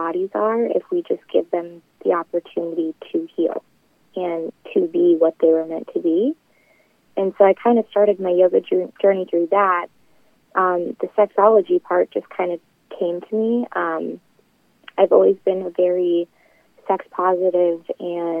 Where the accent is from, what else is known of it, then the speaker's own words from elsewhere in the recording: Webster City, Iowa, United States; here in Webster City, Iowa, my hometown